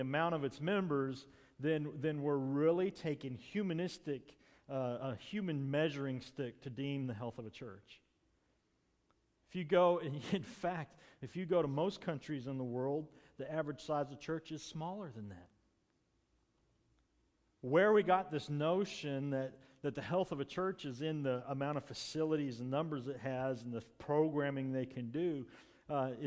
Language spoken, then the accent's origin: English; United States; as American Christians, as American church